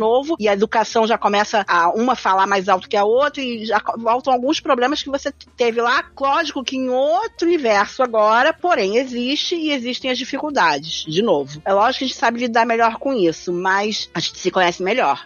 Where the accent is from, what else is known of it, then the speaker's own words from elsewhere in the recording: Argentina; now in Brazil; eu sou argentina